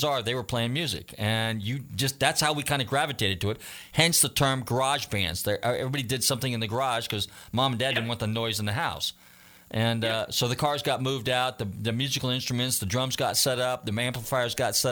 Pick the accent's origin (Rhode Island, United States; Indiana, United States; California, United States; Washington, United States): California, United States; Northern; I grew up in Northern California